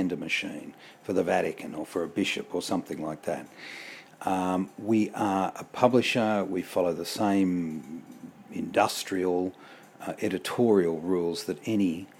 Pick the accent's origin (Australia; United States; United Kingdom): Australia; Being an Australian